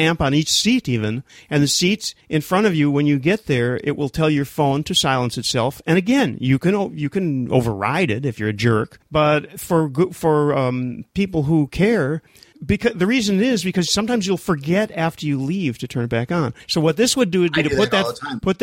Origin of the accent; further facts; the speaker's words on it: Minnesota, United States; I'm from Minnesota